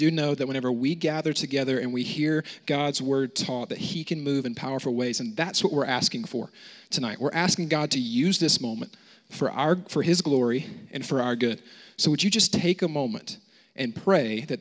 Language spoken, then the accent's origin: English; United States; I grew up in the States